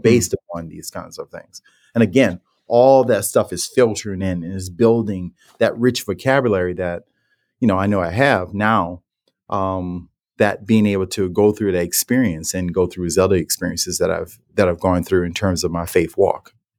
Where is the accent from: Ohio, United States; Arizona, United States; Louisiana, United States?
Louisiana, United States; New Orleans; growing up in New Orleans and the household I was